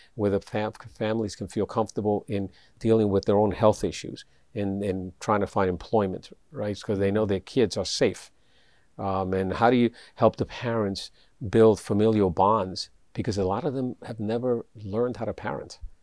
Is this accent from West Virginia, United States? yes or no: no; New York City, New York, United States; I grew up in the South Bronx